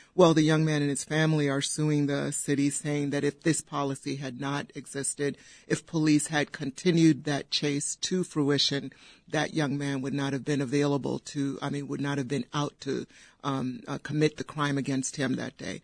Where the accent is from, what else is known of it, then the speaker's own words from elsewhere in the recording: Downers Grove, Illinois, United States; I grew up in Downers Grove, went to Downers Grove South